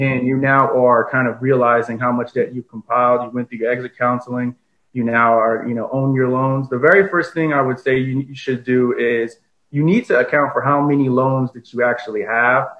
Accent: East Orange, New Jersey, United States; moved away as an adult; also born or lived in Newark, New Jersey / Plainfield, New Jersey; now in Washington DC, United States; I'm from Newark, New Jersey, raised in East Orange for much of my life, and then I moved out to the Plainfield area where I spent my teenage years

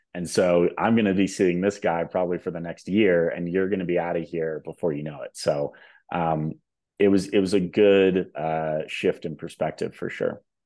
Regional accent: Southern California, United States; now in Denver, United States; I am calling in from Denver, Colorado. Uh, originally from Southern California, actually.

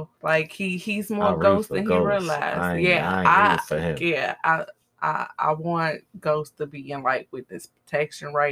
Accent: Chicago, Illinois, United States; you're from my hometown. We had the same guidance counselor.

